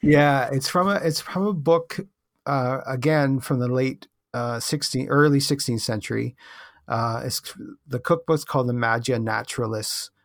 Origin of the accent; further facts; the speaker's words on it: Canada; I'm from Canada